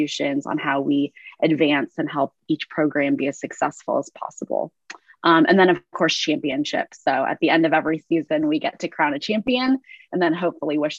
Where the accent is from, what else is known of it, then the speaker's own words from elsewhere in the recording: Northern California, United States; I'm from the West Coast and then from Northern California